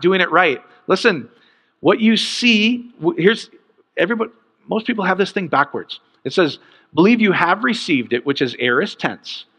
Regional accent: Iowa, United States; growing up in Iowa

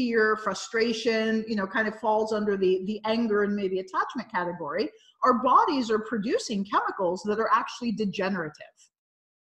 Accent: United States; I'm a North American and I'm from the United States

